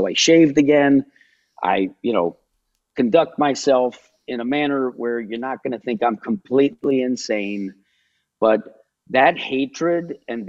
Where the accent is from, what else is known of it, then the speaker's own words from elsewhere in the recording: New Jersey, United States; I'm from New Jersey. It's still my favorite exercise.